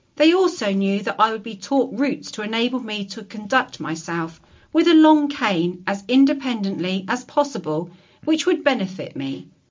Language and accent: English; Swansea, Wales, United Kingdom; also born or lived in Bridgend; I was born in God's own country, as I call it, South Wales, at Morriston, a suburb of Swansea